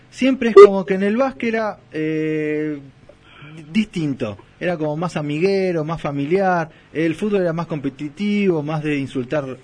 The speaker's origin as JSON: {"language": "Spanish", "town": "Berisso", "region": "Buenos Aires Province", "country": "Argentina", "tie": "born or raised there", "said": "en mi ciudad, en Villa San Carlos, en Selle, en Hogar Social, eh, yo soy de Berizo"}